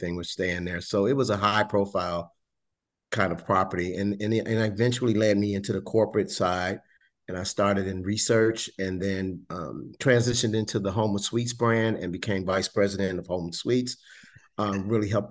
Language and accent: English; Chicago, Illinois, United States; moved away as an adult; also born or lived in Ithaca, New York / Memphis, Tennessee; I'm originally from Chicago